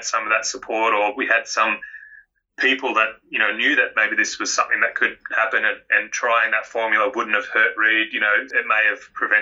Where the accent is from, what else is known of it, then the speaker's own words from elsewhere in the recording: Melbourne, Victoria, Australia; also born or lived in Queensland; now in Karratha, Australia; I grew up in Melbourne